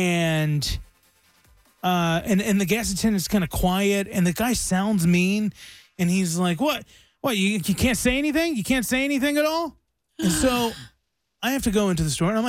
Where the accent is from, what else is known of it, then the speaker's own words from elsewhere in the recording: the South, United States; I'm from the South.